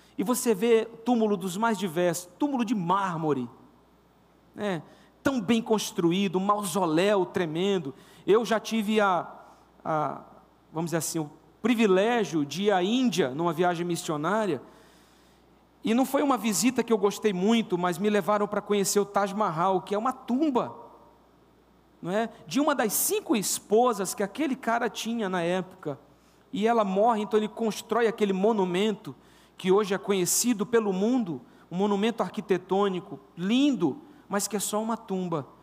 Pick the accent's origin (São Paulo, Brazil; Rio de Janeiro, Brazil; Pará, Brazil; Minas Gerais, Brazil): Pará, Brazil; Castanhal; also born or lived in Paraíba; com os três anos de idade, eu, eu vim, acredito que foi por aí, morar em Castanhal. Mas eu sou paraibano